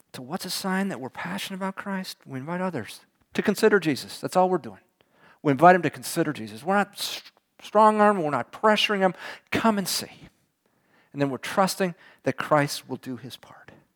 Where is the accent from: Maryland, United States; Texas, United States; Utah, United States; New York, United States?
Texas, United States; Houston; I was from Houston